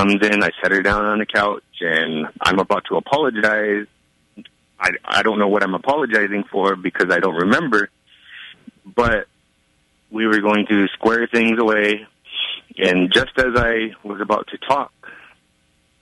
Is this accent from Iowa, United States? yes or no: yes; Tama, Iowa, United States; I am from Tama, Iowa